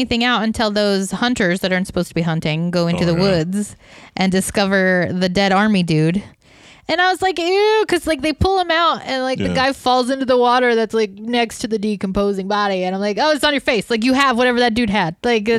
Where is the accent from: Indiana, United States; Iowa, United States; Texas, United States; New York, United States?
Iowa, United States; I'm from Iowa. I grew up in Iowa